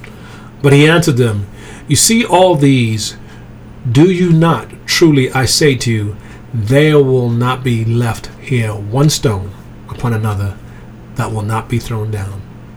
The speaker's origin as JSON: {"language": "English", "region": "England", "country": "United Kingdom", "tie": "born or raised there", "also_born_or_lived": "Germany / Greece", "said": "So I was raised in Europe. I was born in Germany. I grew up in England. I went to a boarding school there."}